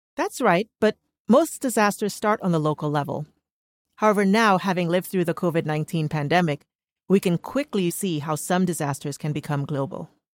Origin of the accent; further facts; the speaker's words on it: Trinidad & Tobago; now in United States; born and raised in Trinidad and Tobago